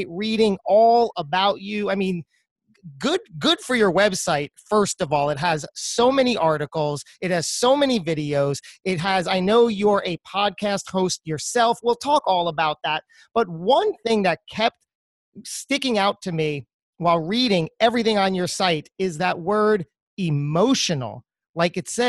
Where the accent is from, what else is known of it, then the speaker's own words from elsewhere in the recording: New Jersey, United States; in the New Jersey area, close to my heart, my home state